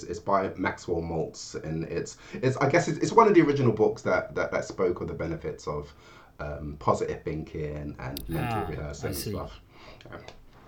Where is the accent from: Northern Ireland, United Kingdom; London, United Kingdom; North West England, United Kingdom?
London, United Kingdom; I'm from London. Of Jamaican heritage. My parents moved to England from Jamaica